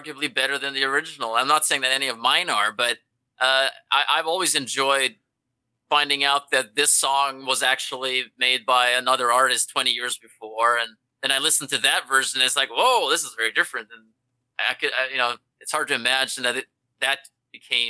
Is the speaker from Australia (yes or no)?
no; Norway; now in Los Angeles, United States; I'm from Norway